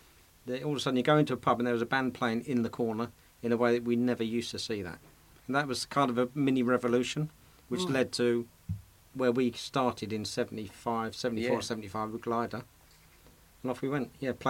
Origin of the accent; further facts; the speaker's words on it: Dagenham, London, United Kingdom; I'm from Dagenham, you see